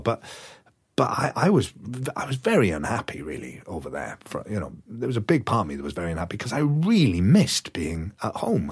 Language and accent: English; Wales, United Kingdom; moved away as an adult; also born or lived in London / United States; I moved from Wales to London to go to drama school